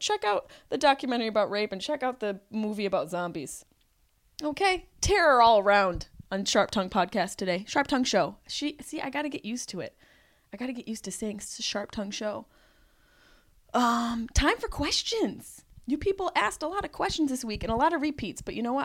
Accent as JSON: {"language": "English", "town": "Syracuse", "region": "New York", "country": "United States", "said": "by this accent that I am from Syracuse, New York"}